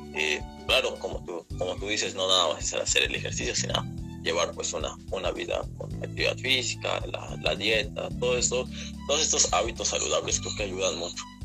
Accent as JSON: {"language": "Spanish", "country": "Mexico", "said": "en México estamos muy mal"}